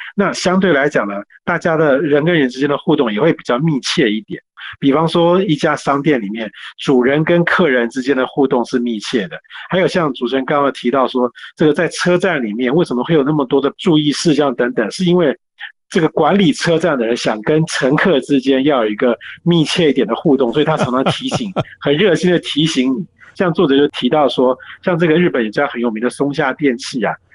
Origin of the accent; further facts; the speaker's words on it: Taiwan; 我们是自己身为台湾人